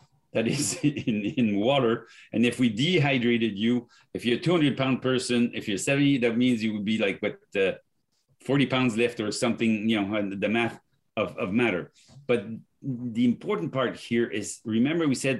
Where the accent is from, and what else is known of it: France; accent: French; English is a second language; moved away